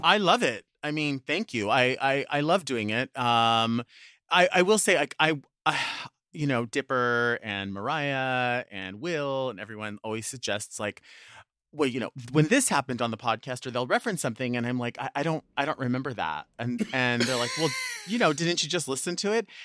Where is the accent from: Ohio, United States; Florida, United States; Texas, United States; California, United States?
California, United States; Long Beach; it's kind of like my hometown